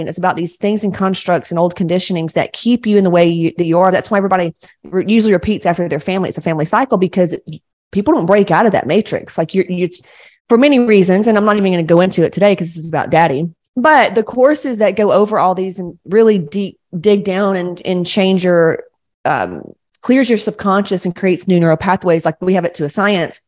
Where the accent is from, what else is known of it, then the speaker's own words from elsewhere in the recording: Georgia, United States; I, I grew up in Georgia, like real Southern Baptists